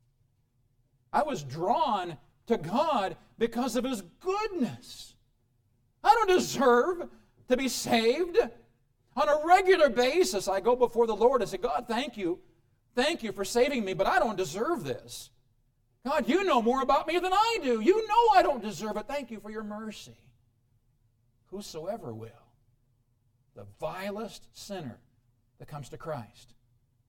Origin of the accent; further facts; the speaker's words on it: Midwest, United States; now in Colorado, United States; I come from the Midwest where, let's see, March, we will see sunshine, let me think, in June, the Midwest back there